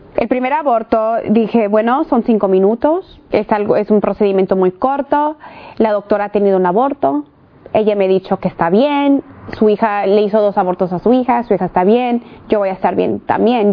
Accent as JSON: {"language": "Spanish", "region": "California", "country": "United States", "tie": "born or raised there", "said": "nacida en los Estados Unidos, en el estado de California, de papás mexicanos"}